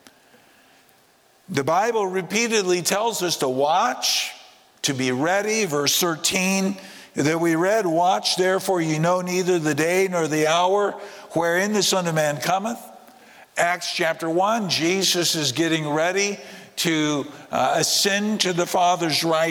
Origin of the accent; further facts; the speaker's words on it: United States; moved away; I grew up in the States